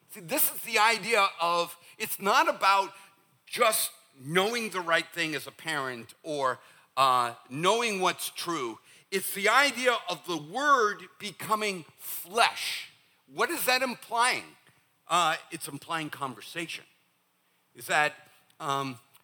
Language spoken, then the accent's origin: English; Northeast, United States; moved away; for the Northeast, we think whenever you say, bless your heart, we think you've cussed at us